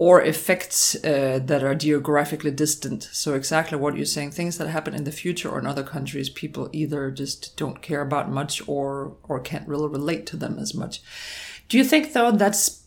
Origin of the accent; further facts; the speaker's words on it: Denmark; now in United States; both Christian and I were born and raised in Denmark